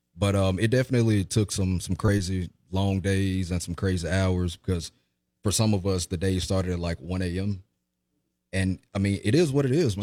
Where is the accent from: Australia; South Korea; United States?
United States; Jackson, Mississippi; I was, um, born and raised in Jackson, Mississippi